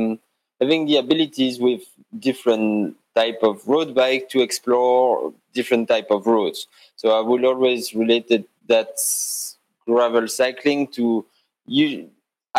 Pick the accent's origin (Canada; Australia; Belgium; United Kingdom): Belgium; first language French; English is a second language; moved away as an adult; now in Geneva, Switzerland; I'm natively French speaker. I'm from Belgium.